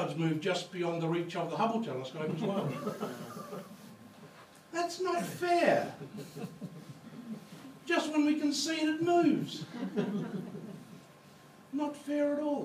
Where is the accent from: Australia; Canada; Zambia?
Australia; Mount Gambier, South Australia; I come from Mount Gambier. I was born and raised in Mount Gambier